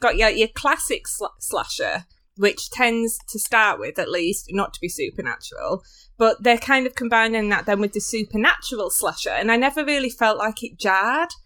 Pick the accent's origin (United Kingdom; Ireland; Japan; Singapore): United Kingdom; as like a British person